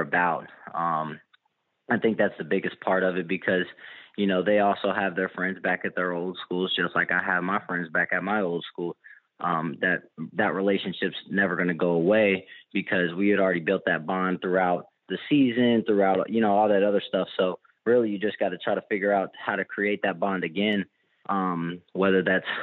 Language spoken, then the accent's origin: English; Louisville, Kentucky, United States; moved away as an adult; now in Oxford, United States; Louisville, which is my hometown